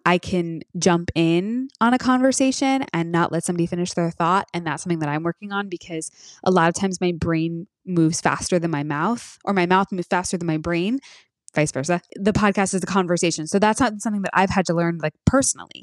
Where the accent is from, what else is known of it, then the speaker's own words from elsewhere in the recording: United States; we're American, too.